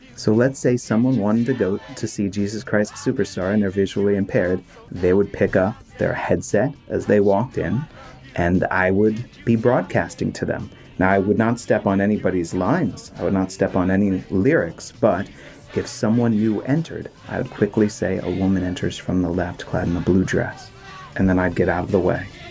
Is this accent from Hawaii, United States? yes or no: no; Maryland, United States; also born or lived in Washington, D.C.; I was born in Washington, D.C., and I grew up in Maryland